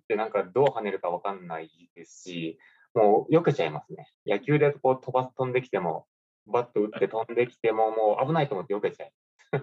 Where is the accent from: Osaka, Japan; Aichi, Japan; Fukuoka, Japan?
Aichi, Japan; Tahara; 僕の地元の愛知県の田原市